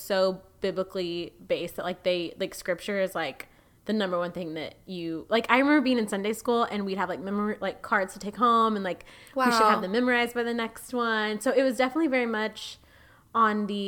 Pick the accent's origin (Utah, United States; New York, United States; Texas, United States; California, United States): Texas, United States; near Burleson; it wasn't in my hometown. It was the town outside